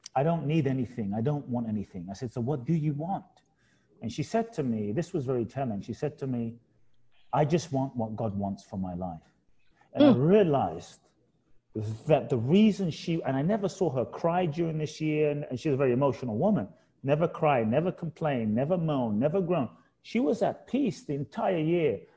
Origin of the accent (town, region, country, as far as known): London, United Kingdom; born or raised there; moved away; also born or lived in Ghana